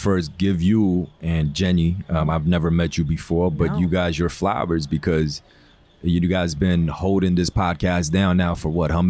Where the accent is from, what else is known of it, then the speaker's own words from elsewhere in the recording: New York City, New York, United States; also born or lived in China; I'm from Queens, New York, ethnically Korean. But I was raised in China for a few years.